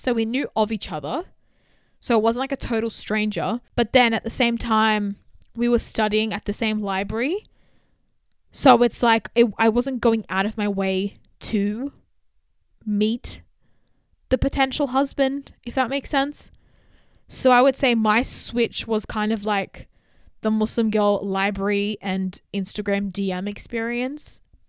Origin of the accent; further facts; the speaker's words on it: Australia; I grew up in Australia. I've definitely experienced racism.